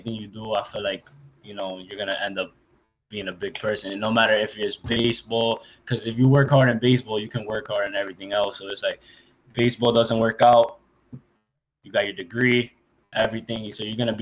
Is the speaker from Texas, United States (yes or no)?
no; New York, United States; I'm from New York